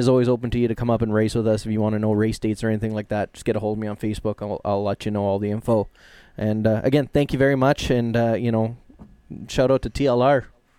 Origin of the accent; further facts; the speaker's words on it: Canada; I know I'm some nobody from Canada